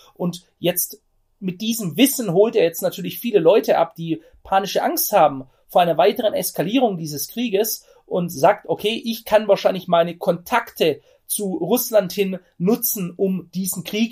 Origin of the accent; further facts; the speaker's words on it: Germany; ich bin selber Deutscher, ich bin kein Amerikaner